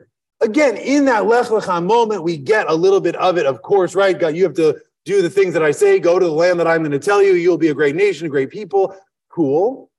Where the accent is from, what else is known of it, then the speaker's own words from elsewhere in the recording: Madison, Wisconsin, United States; I'm from Madison, Wisconsin. Right? That is a big part of who I am, even though, by the way, I wasn't born there. I lived somewhere else until I was six.